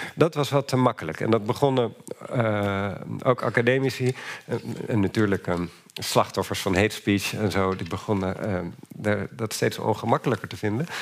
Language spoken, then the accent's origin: Dutch; Netherlands